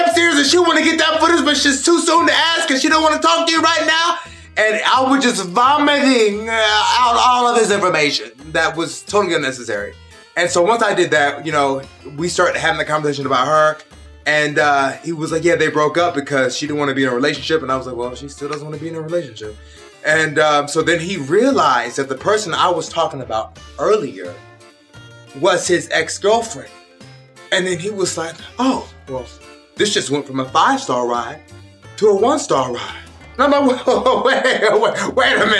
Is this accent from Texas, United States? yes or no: no; Pennsylvania, United States; moved away; I was born in Pennsylvania